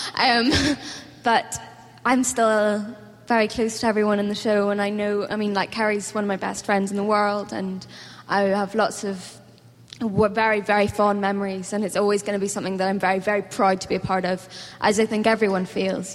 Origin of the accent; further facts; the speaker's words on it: Northern Ireland, United Kingdom; accent: Northern Irish; which is set in Northern Ireland, so I got to do my own accent for like the first time